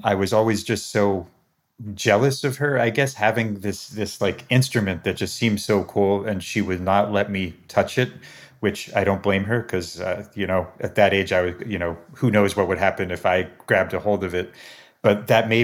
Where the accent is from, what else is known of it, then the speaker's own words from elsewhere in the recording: Albany, New York, United States; they ended up in Albany, New York, of all places. And that's where I was born and where I grew up.